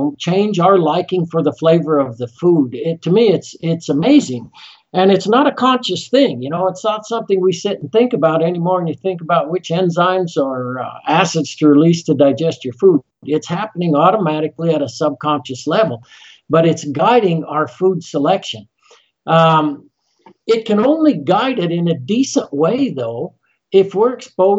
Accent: Colorado, United States; moved away; also born or lived in Utah; I'm from Colorado originally, love the mountains

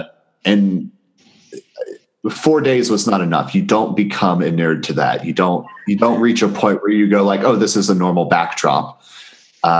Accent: the Ozarks, Missouri, United States; I'm from the Ozarks.

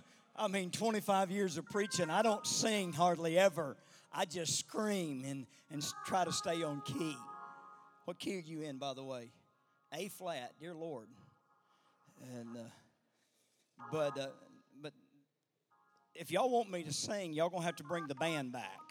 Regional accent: the South, United States; I'm not from this far north

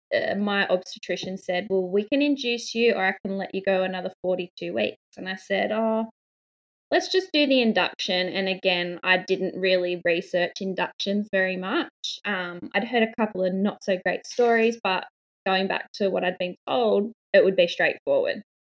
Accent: a town two hours north of Sydney, New South Wales, Australia; I'm from Australia, from um, a town about two hours north of Sydney.

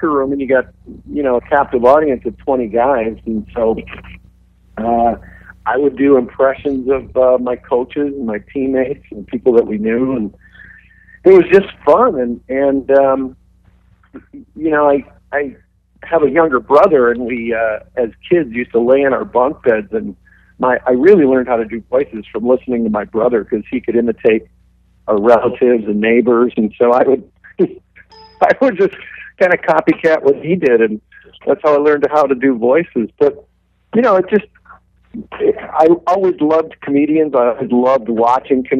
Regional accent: St. Clair Shores, Michigan, United States; I'm from St. Clair Shores, Michigan, and grew up as a Red Wings fan.

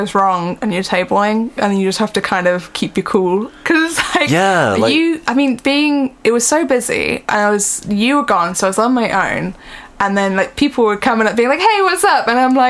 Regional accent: United Kingdom; We're British.

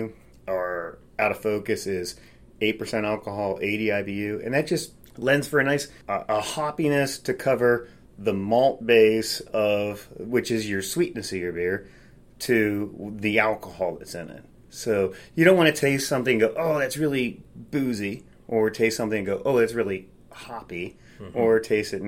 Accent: Lancaster County, Pennsylvania, United States; I grew up here in Lancaster County, Columbia High School

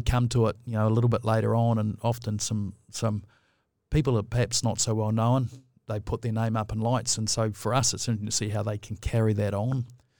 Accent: New Plymouth, Taranaki, New Zealand; born there; Look, I was born in New Plymouth. So, you know, there's a lot of cousins in Taranaki.

